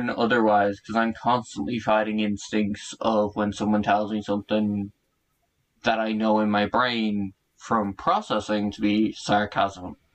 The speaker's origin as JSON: {"language": "English", "country": "Ireland", "accent": "Irish", "said": "now I project a lot of like my Irish accent and whatnot, but if you talk to any Irish person, I don't have an accent. And I'm what my mother would say Americanized because of the oh, colloquialism terms I use and whatnot."}